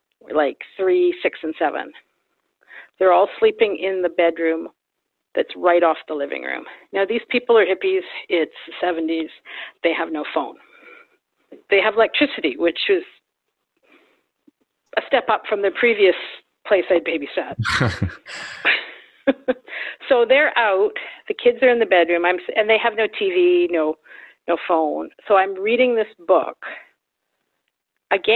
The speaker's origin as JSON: {"language": "English", "town": "Vancouver", "region": "British Columbia", "country": "Canada", "tie": "born or raised there", "said": "I grew up in Vancouver, total city kid."}